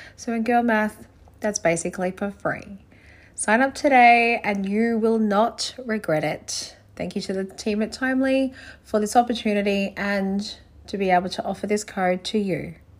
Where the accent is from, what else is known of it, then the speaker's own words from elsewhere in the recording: Gold Coast, Queensland, Australia; also born or lived in Brisbane; being from the Gold Coast